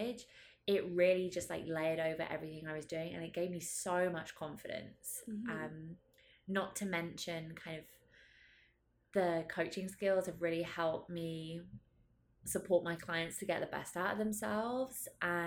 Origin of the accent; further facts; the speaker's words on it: United Kingdom; I'm also British